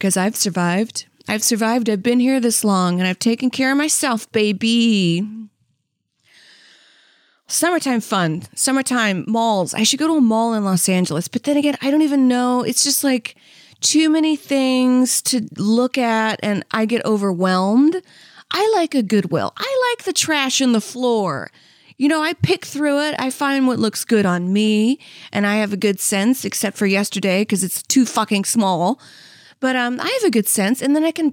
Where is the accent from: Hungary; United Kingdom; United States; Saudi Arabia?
Saudi Arabia; moved away; I'm from Saudi Arabia